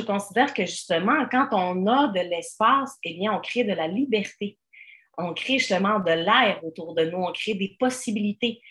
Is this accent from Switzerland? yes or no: yes; Switzerland; now in Quebec, Canada; je viens de la Suisse à l'origine